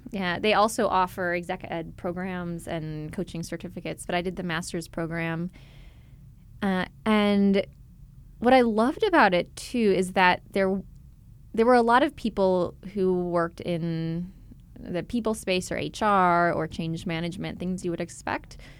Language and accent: English; Chicago, Illinois, United States; moved away as an adult; also born or lived in Philadelphia, United States / Los Angeles, United States; I grew up in Chicago